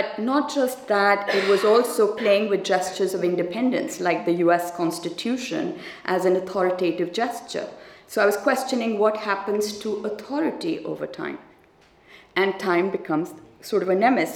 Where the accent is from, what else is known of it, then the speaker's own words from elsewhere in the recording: Pakistan; as a Pakistani